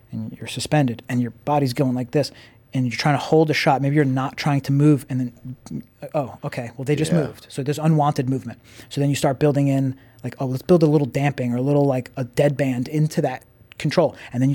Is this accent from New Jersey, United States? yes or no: no; Long Island, New York, United States; I'm from Long Island.